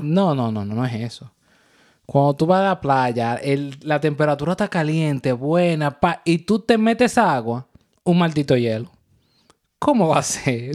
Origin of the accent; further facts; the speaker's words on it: Dominican Republic; now in New York, United States; Somos una pareja dominicana viviendo el día a día en el área de Nueva York